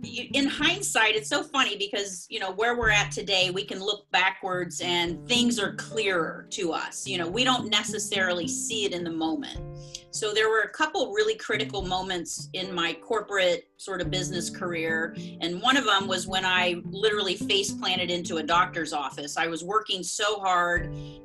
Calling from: South Florida, United States; Yes, I am calling you from South Florida. So I'm in between Fort Lauderdale and Palm Beach

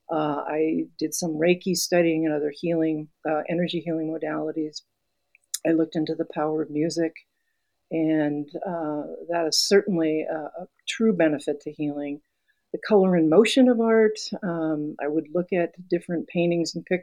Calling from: Santa Fe, New Mexico, United States; I'm a she, her, and I am coming from Santa Fe, New Mexico.

